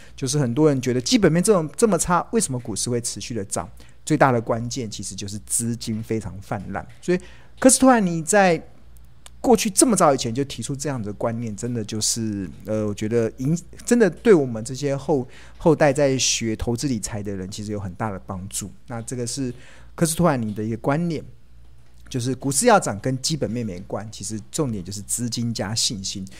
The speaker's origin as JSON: {"language": "Chinese", "country": "Taiwan", "said": "我们台湾人非常骄傲的一个防疫的成绩单"}